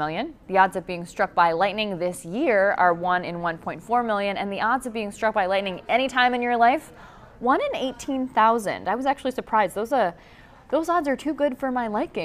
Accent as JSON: {"language": "English", "town": "Canton", "region": "Ohio", "country": "United States", "tie": "born or raised there", "said": "in Canton, in my hometown"}